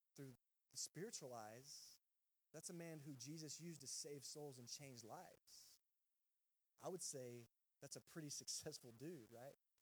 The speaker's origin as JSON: {"language": "English", "region": "Texas", "country": "United States", "also_born_or_lived": "Georgia", "moved": "as an adult", "said": "I'm from Texas"}